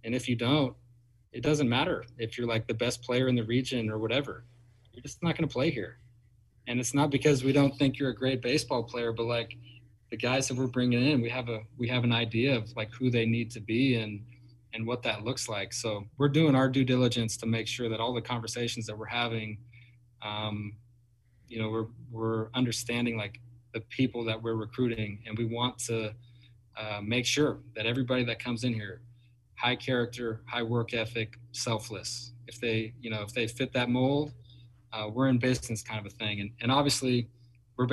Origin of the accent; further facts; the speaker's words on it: Bend, Oregon, United States; now in Eugene, United States; I grew up in Bend, Oregon